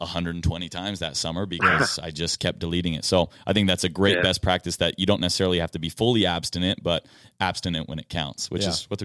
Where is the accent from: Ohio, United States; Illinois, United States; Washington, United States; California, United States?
Washington, United States; Seattle; I got to watch my hometown team, the Seattle Mariners, compete against the New York Yankees